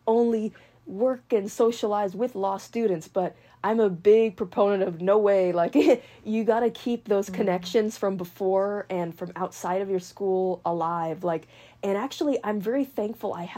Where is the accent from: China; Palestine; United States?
United States; Marin County, California; I was born in Marin County